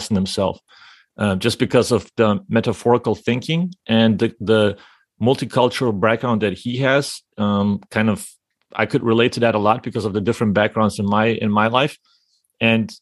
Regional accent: Lithuania; me as a Lithuanian

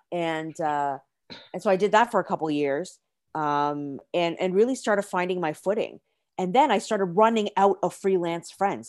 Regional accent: Canada; moved away as an adult; also born or lived in China / Singapore; originally born and raised in Canada

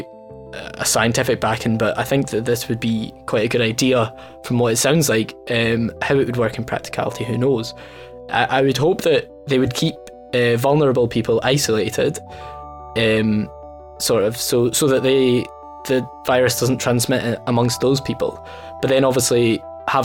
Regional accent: Dumfries, Scotland, United Kingdom; I'm originally from Dumfries

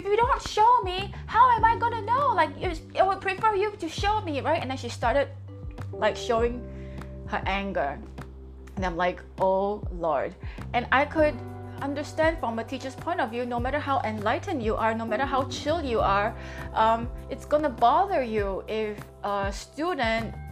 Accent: Singapore; I'm from Singapore and it is 8:44 in the morning now in Singapore.

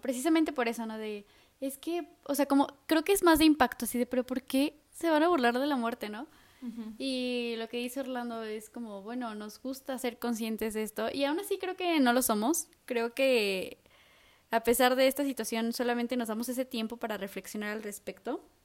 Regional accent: Mexico; como mexicanos

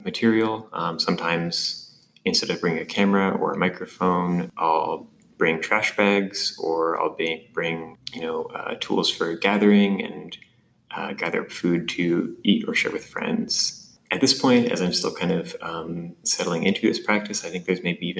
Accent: Hutchinson, Kansas, United States; moved away as an adult; also born or lived in Iowa; now in Omaha, United States; I grew up in Hutchinson, Kansas.

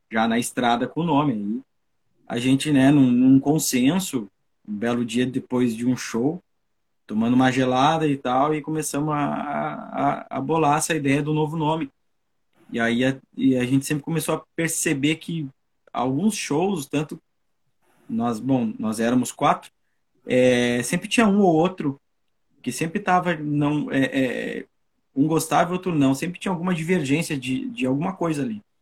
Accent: São Borja, Rio Grande do Sul, Brazil; moved away; que eu resolvi sair da, da minha cidade natal, chamada São, São Borja, terra dos presidentes de Getúlio Vargas, João Goulart.

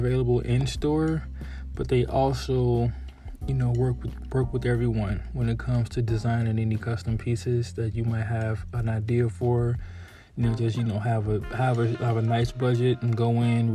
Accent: Chicago, Illinois, United States; my hometown, Chicago

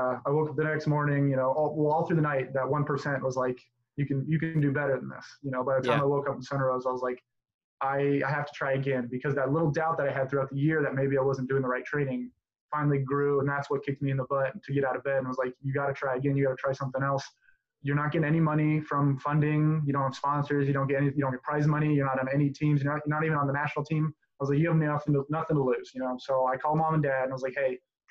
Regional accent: Southern Nevada, United States; I'm originally from Southern Nevada

